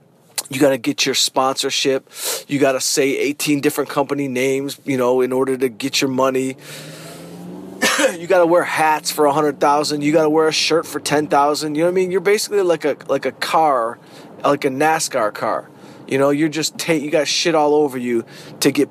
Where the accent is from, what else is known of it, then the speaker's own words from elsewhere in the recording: Detroit, Michigan, United States; I grew up around Kronk boxing